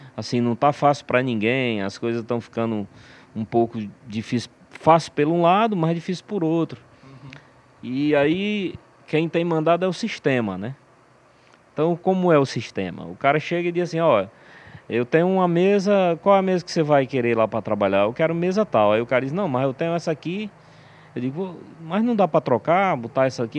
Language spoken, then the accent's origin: Portuguese; Aracati, Ceará, Brazil; Na época a gente era do interior de Aracati